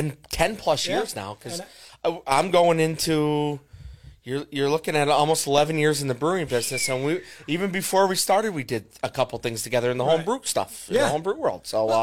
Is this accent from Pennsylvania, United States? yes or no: yes; Greenfield Township, Pennsylvania, United States; I grew up in Greenfield Township, which is outside of Carbondale.